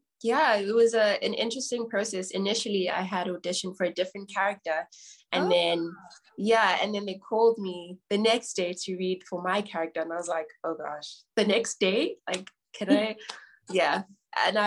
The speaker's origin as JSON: {"language": "English", "town": "Johannesburg", "region": "Gauteng", "country": "South Africa", "tie": "born or raised there", "said": "I'm from South Africa, Johannesburg specifically. I grew up in Johannesburg, was born in Johannesburg."}